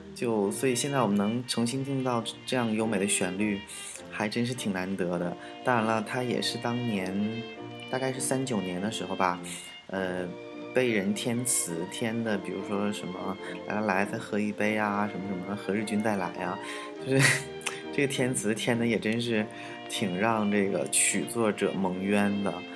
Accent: Changchun, Jilin, China; 我们的故乡长春

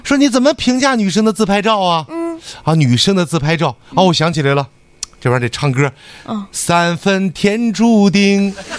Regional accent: Northeast China, China; 我们东北人

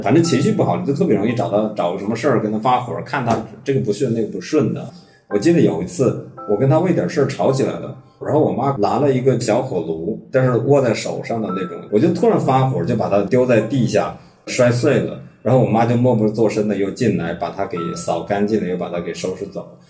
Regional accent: Hubei, China; moved away as an adult; now in Beijing, China; 我的家乡呢在湖北的一个，呃，小县城

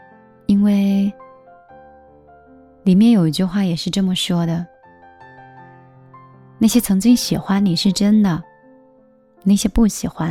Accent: Hangzhou, Zhejiang, China; 嗯，就是杭州的。

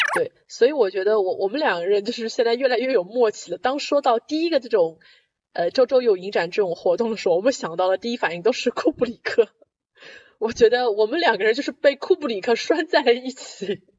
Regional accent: Shanghai, China; moved away; 我们上海人最喜欢的日本，日本新片展

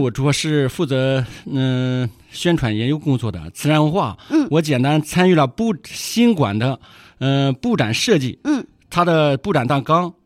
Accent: Cishan, Hebei, China; 是一名土生土长的慈善人，在慈善文化博物馆工作有十三个年头了

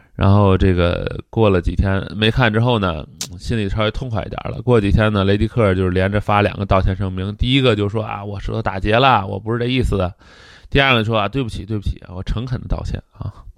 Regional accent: Tianjin, China; 我是一个天津人

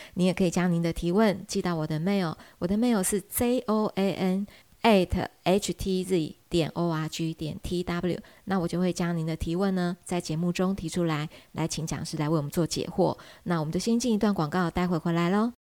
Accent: Taiwan; 我们台湾话会讲单咯

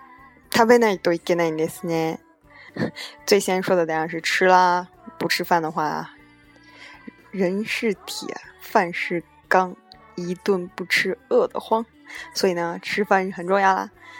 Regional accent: China; now in Japan; 真的还对欧美人来说都非常贵，更何况是对我们中国人来说呢，一样的贵了。

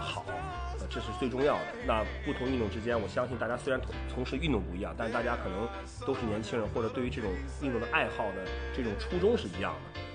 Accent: Qingdao, Shandong, China; 我和管木都是青岛的

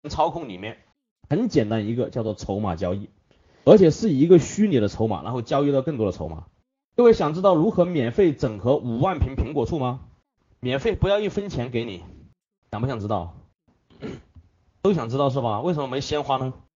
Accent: Hunan, China; 这是我们湖南人的最爱

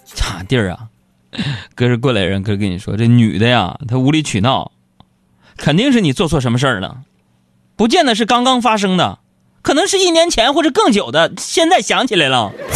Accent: Northeast China, China; 我是个东北人

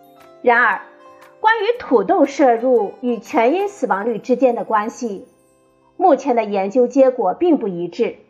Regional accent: China; 对我们中国人来说

